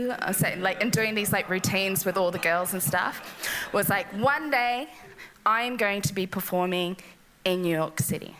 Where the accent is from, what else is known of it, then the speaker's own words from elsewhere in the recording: Yirrkala, Northern Territory, Australia; moved away as an adult; also born or lived in Sydney; I grew up in Yirrkala and Nulumboy, and just to put in context where I came from, we have one roundabout. We don't have any traffic lights, we have one Woolies. And in 2003, I moved to Sydney